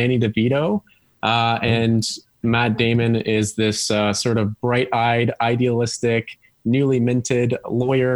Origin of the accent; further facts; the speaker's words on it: Ottawa, Ontario, Canada; moved away as an adult; now in Toronto, Canada; I'm from Ottawa.